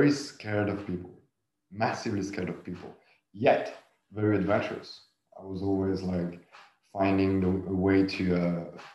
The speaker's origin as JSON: {"language": "English", "region": "south of France", "country": "France", "tie": "born or raised there", "said": "I grew up in the south of France"}